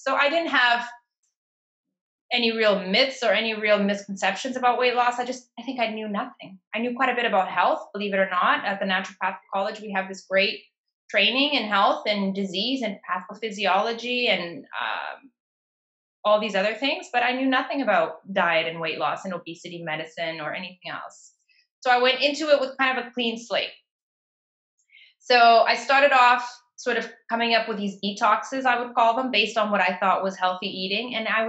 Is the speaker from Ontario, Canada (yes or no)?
yes; Toronto, Ontario, Canada; And to my luck, I was living in Toronto at the time. I was raised in Toronto.